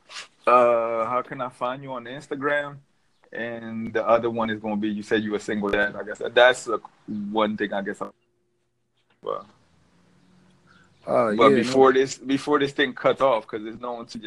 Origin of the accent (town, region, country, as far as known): Philadelphia, Pennsylvania, United States